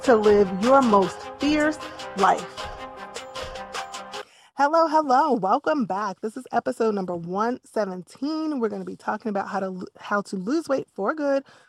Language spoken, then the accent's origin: English; East Coast, United States; I grew up on the East Coast